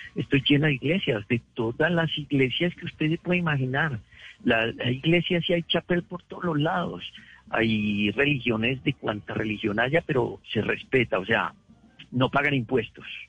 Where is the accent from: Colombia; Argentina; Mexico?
Colombia; Medellín, Antioquia; moved away as an adult; also born or lived in New York, United States; now in Carolina, United States; Yo me crié en Guayaquil